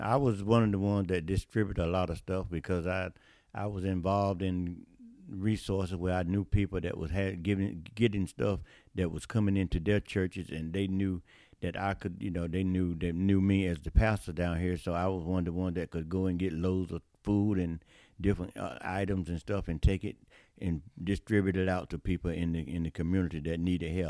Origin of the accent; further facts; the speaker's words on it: New Bern, North Carolina, United States; also born or lived in Trenton, North Carolina; I'm from New Bern, North Carolina, community called Jonestown